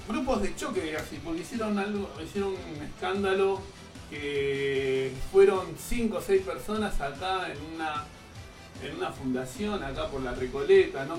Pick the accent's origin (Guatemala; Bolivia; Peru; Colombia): Bolivia; now in Buenos Aires, Argentina; como colectividad boliviana acá en la ciudad de Buenos Aires